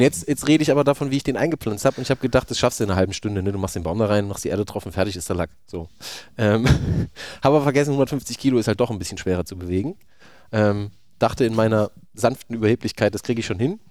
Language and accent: German; Thuringia, Germany; Ich bin auch Thüringer